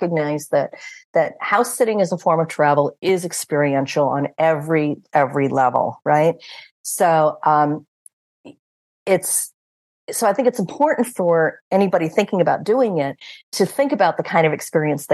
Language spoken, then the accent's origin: English; United States; moved away as an adult; now in Portugal; Four of us are from the United States